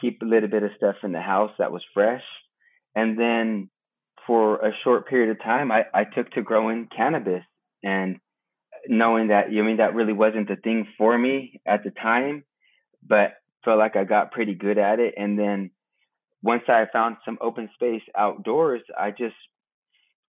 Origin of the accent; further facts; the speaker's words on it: Broderick, California, United States; I'm a Hunkpapa Lakota, born and raised in Broderick, California